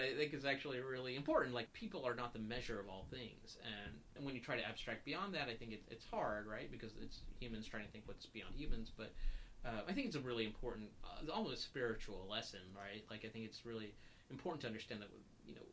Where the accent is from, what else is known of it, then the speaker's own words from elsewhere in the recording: the South, United States; also born or lived in Jackson Heights, New York; now in New York, United States; We grew up in the South